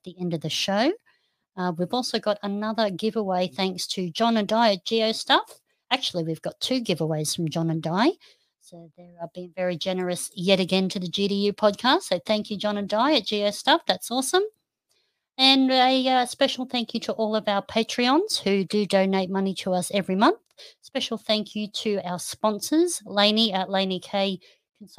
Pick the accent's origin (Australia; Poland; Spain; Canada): Australia; Noosa, Queensland; Noosa, which is my hometown.